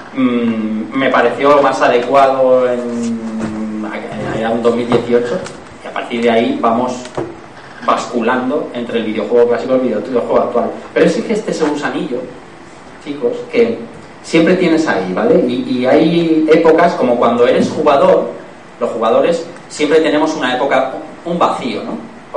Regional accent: Elche, Valencian Community, Spain; vivía al lado de una radio aquí en Elche, se llamaba Radio Llobelch, que luego estuvo aquí en el escorchador, pero estaba antes en, el barrio donde yo nací

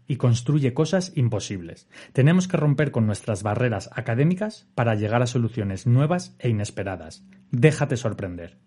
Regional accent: Asturias, Spain; yo que soy de Asturias

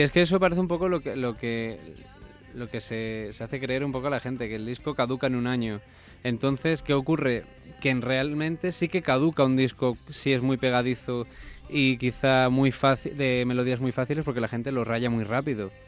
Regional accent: Mallorca, Balearic Islands, Spain; now in Madrid, Spain; Yo soy de Mallorca

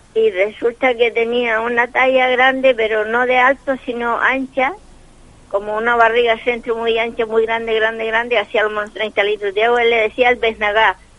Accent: Telde, Canary Islands, Spain; moved away; yo vivo eh, ahora arrimado Pateró, yo soy de, de Telde

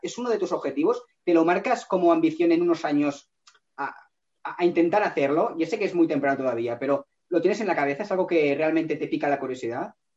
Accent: Catalonia, Spain; ambos somos catalanes

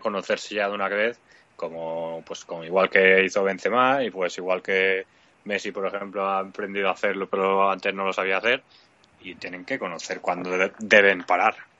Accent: Mallorca, Balearic Islands, Spain; como mallorquín

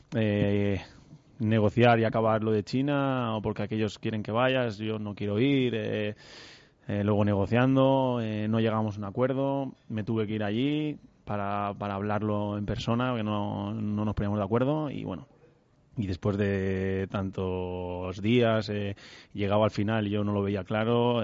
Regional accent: Burjassot, Valencian Community, Spain; En Burjasot, sí, con mis amigos de toda, pues eso, de, mi edad, de mi barrio, de, de mi pueblo

